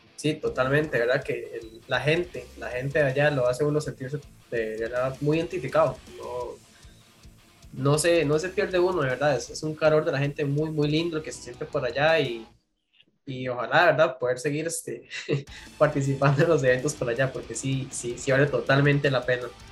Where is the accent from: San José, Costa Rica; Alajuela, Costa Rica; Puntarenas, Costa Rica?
San José, Costa Rica; yo que soy de San José